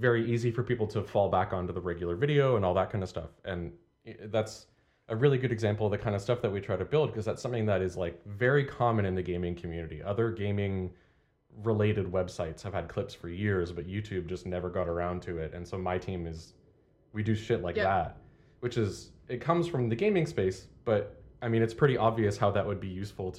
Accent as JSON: {"language": "English", "country": "Canada", "moved": "yes", "said": "And people will call me out on my accent every now and then, although the longer I spend away from Canada, the less of it I have."}